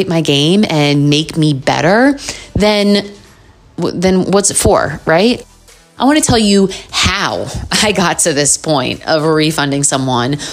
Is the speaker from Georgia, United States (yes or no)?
no; New York City, New York, United States; I'm from New York. The more you get to know me, you'll probably hear it in my voice.